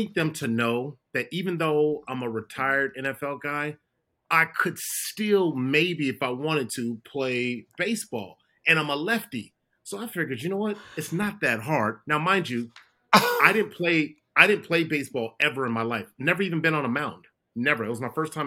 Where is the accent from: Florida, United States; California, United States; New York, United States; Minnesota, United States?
California, United States; I'm a California kid